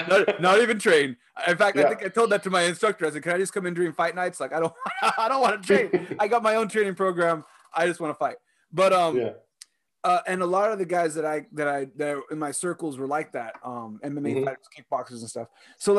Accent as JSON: {"language": "English", "region": "Southern California", "country": "United States", "tie": "born or raised there", "said": "I was born in Southern California."}